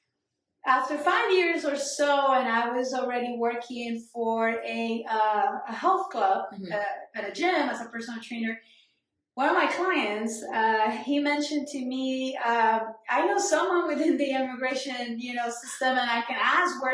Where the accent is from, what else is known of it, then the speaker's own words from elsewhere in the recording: Cali, Valle del Cauca, Colombia; English is a second language; moved away as an adult; now in New York City, United States; I grew up in Cali, right? So I was there that's obviously as a kid until I left when I was 20.